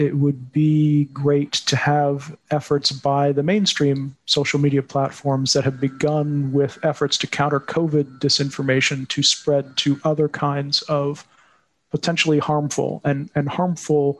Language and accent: English; United States; As an American